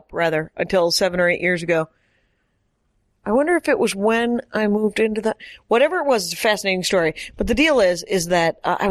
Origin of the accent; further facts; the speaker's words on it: Wisconsin, United States; You can't not afford it. And the other thing is, but everyone in Wisconsin, you don't want to say the obvious words, which are a monthly payment.